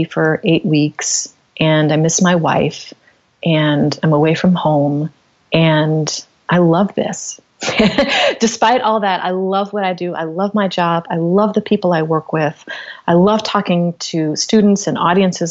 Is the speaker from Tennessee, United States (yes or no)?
yes; Knoxville, Tennessee, United States; I grew up in Knoxville, Tennessee